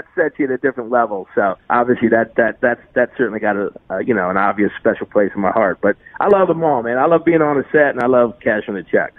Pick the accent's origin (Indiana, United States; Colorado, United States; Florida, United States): Indiana, United States; South Bend; moved away as an adult; I grew up in South Indiana